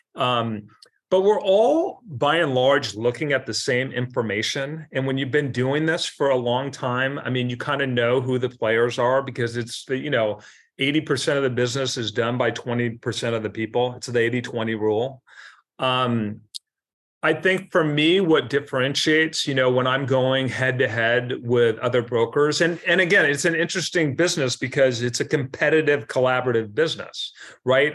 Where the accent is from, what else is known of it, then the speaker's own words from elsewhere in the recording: Seattle, Washington, United States; now in Mercer Island, United States; I grew up in South Seattle, so Mount Baker, Mount Baker